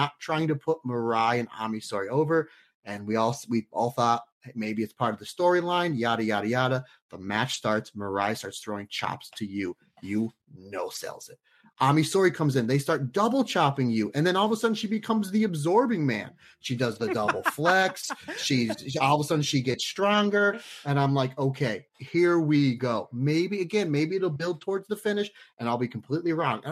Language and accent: English; Old Forge, Pennsylvania, United States; when I was a young boy growing up in Old Forge, Pennsylvania